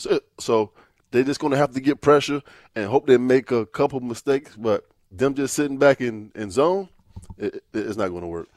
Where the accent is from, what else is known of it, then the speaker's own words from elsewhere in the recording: Virginia Beach, Virginia, United States; I'm from Virginia Beach